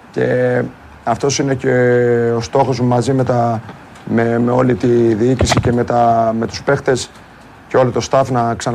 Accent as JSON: {"language": "Greek", "country": "Greece", "said": "αυτά που πρέπει να πρεσβεύουμε σαν Έλληνες"}